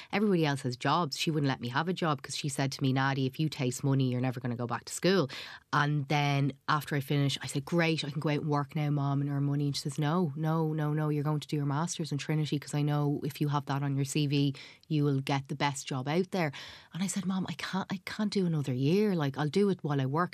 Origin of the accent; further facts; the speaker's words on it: Dublin, Leinster, Ireland; also born or lived in Somalia; I was growing up in Tala